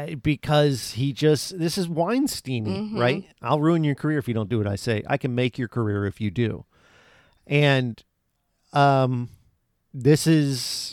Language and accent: English; Florida, United States; Florida. Born and raised.